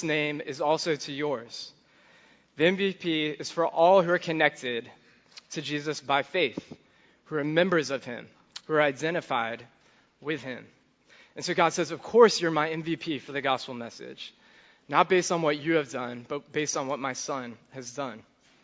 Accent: Charlottesville, Virginia, United States; I grew up in Charlottesville.

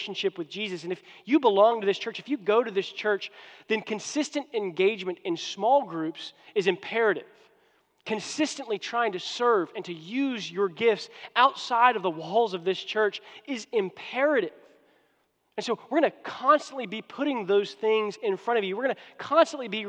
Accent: United States; now in Houston, United States; I'm an American

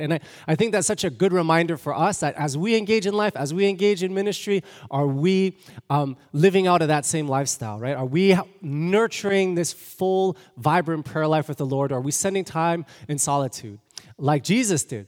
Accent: Toronto, Ontario, Canada; moved away; I'm from Toronto, born and raised.

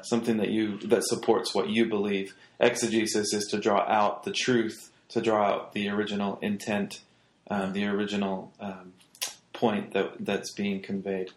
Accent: England, United Kingdom; moved away; growing up in England in high school, you have to do a, a class

